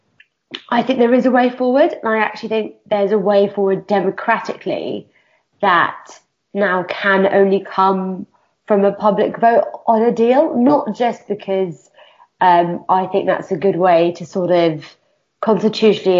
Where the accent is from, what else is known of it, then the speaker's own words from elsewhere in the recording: United Kingdom; I'm a woman, I'm a British Pakistani